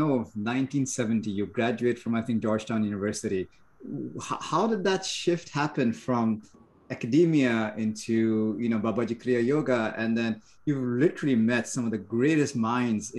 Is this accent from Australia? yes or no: no; India; moved away; when I grew up in India, there was a lot of bhajan and kirtans